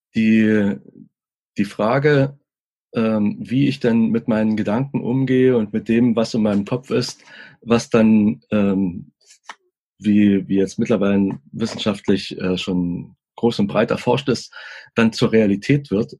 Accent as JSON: {"language": "German", "region": "East Germany", "country": "Germany", "said": "ich komme aus dem Osten"}